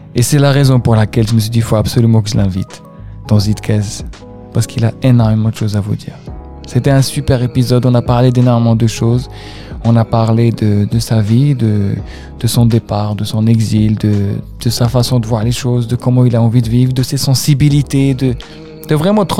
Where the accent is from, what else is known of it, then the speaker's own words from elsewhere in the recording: Algeria; moved away as an adult; now in Paris, France; quand j'ai quitté l'Algérie en 2008